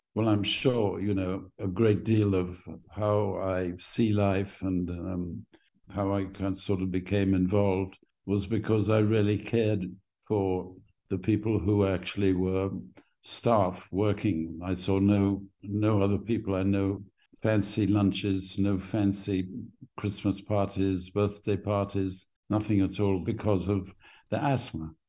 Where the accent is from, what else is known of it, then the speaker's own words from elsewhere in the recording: Jamaica; also born or lived in London, United Kingdom; I was born in the middle of the sort of west end of London. And then my mother and father took me back by boat to uh, Jamaica.